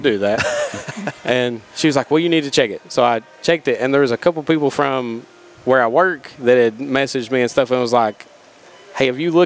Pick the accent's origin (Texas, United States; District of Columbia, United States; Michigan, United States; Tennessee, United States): Tennessee, United States; South Greene area, Greene County; I grew up in the South Greene area